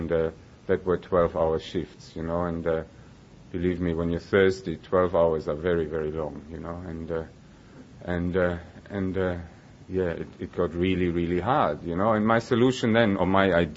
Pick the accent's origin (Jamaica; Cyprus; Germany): Germany; moved away as an adult; now in Melbourne, Australia; I was born and I grew up in Germany